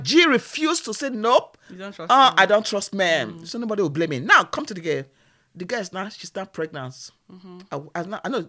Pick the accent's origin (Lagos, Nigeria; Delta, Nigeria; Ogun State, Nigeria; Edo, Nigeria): Edo, Nigeria; Marrying, because we are from Edo.